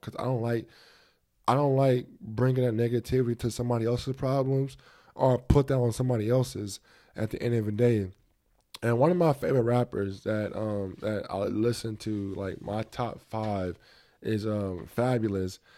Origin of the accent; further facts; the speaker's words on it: United States; I'm a black, um, American, I'm African American